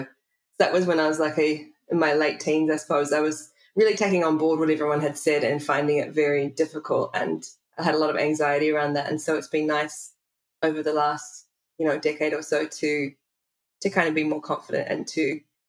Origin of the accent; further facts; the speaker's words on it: New Zealand; of course, I definitely consider myself a Kiwi and I'm proud to be from New Zealand